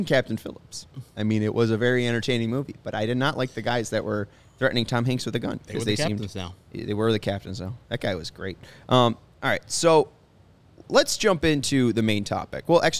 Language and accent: English; Sweden; Because I'm from Sweden